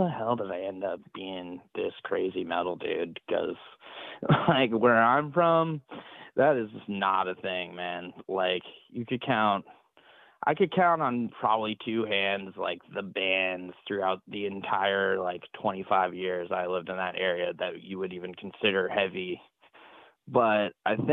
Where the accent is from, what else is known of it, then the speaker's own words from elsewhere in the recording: Durango, Colorado, United States; moved away; I'm from Durango, Colorado, which is southwest Colorado.